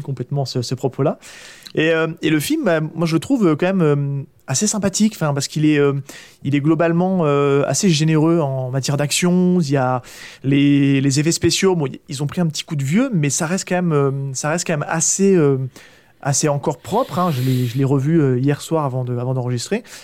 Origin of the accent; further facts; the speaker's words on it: Charente-Maritime, Nouvelle-Aquitaine, France; moved away; mon retour sur, le, sur ma région natale, qui est la Charente-Maritime